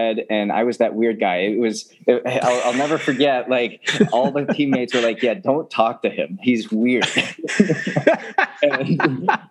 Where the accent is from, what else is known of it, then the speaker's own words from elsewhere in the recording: Edmonton, Alberta, Canada; growing up in Canada, Edmonton specifically